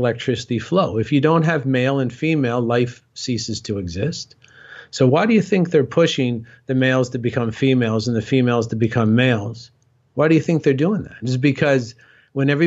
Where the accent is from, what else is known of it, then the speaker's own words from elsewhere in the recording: Cornwall, Ontario, Canada; my hometown, Cornwall, Ontario, Canada